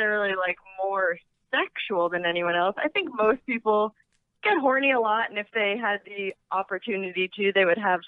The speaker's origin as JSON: {"language": "English", "town": "Washington", "region": "District of Columbia", "country": "United States", "tie": "born or raised there", "also_born_or_lived": "Cape Cod, Massachusetts", "said": "I grew up in like the greater DC area pretty much"}